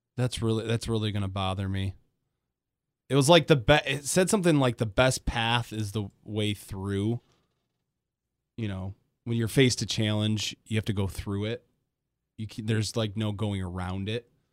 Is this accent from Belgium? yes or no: no; Grand Rapids, Michigan, United States; I grew up in Grand Rapids, so everybody went to Grand Haven